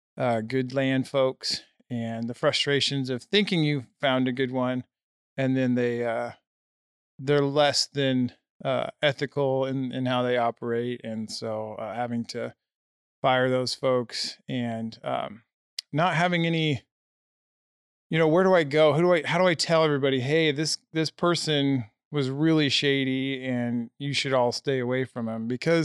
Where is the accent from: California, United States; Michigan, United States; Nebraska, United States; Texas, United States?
Nebraska, United States; now in Colorado, United States; Nope. Corn country boy. So, yeah, I've been in Colorado for a litt